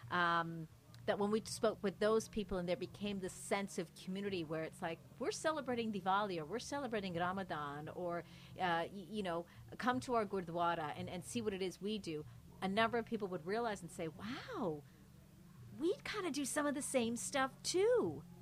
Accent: Mississauga, Ontario, Canada; My parents came here in the '70s, and growing up here, we were the only, as we would call it, you know, South Asian family, brown family that was living on our street, Mississauga.

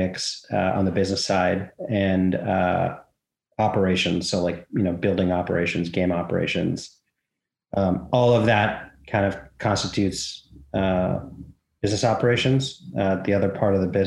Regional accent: Vancouver, British Columbia, Canada; I grew up in Vancouver.

